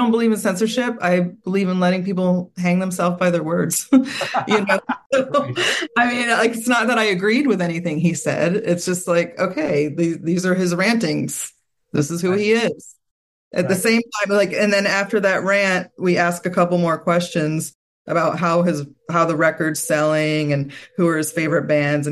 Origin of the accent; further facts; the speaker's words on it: Southern Maryland, United States; who I grew up with in Southern Maryland